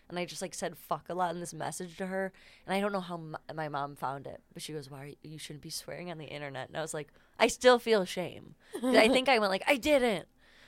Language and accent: English; Hinsdale, Illinois, United States; The suburbs, Hinsdale.